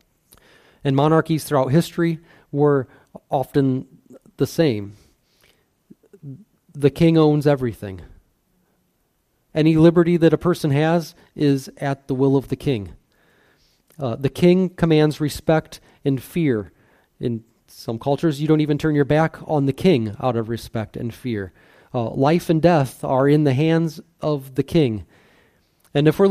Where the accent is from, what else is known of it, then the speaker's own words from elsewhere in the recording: United States; an American citizen